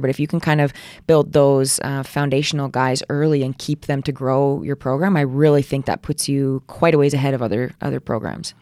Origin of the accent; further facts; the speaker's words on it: Alberta, Canada; also born or lived in Edmonton / Saskatoon; I grew up, like, super small town, about an hour east